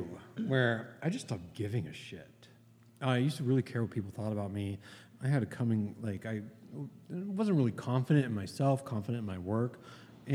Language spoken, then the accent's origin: English; Youngstown, Ohio, United States; I'm not from Cleveland. Well, I tell people. I'm from Youngstown.